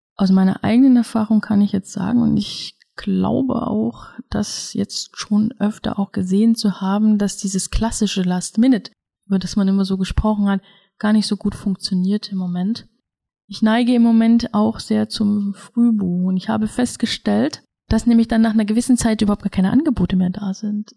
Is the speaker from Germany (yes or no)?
yes; Germany; bei uns in Deutschland